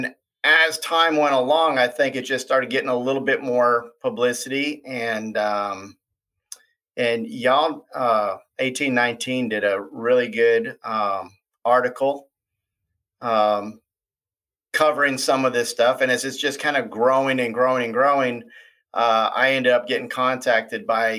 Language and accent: English; Minnesota, United States; now in Ozark, United States; I'm originally from Minnesota.